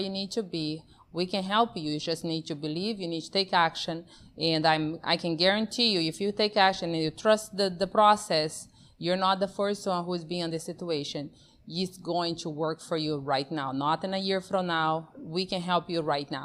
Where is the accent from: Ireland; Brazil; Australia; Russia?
Brazil; also born or lived in Amazon; now in United States; born and raised in Brazil, that's where my accent comes from